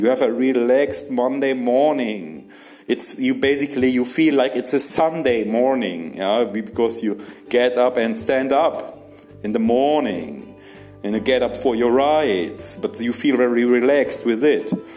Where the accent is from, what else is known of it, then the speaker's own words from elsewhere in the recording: Germany; English is a second language; moved away; I'm from Germany.